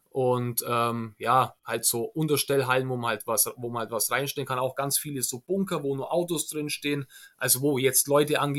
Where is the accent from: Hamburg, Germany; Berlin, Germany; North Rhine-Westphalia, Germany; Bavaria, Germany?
Bavaria, Germany; Augsburg; Also da gibt es bei uns in Augsburg Umgebung mehrere Sachen, wo halt, ja, wo halt vom Krieg noch sind.